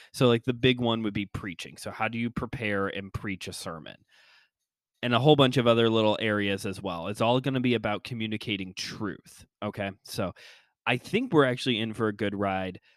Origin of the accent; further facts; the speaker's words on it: Chicago, Illinois, United States; I'm from Chicago land